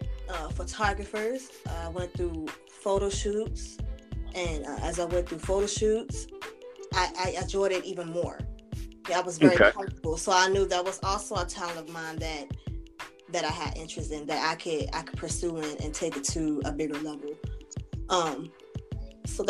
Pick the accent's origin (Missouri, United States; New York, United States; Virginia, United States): Virginia, United States; Altavista; I'm from Alta Vista